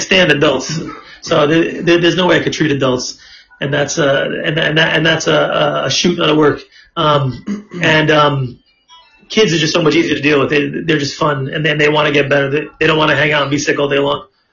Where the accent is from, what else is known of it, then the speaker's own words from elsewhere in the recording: New York City, New York, United States; growing up in Brooklyn, it was like this was where it's